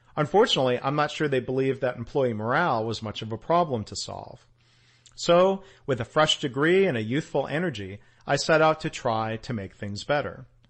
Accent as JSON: {"language": "English", "town": "Detroit", "region": "Michigan", "country": "United States", "tie": "born or raised there", "said": "growing up around Detroit"}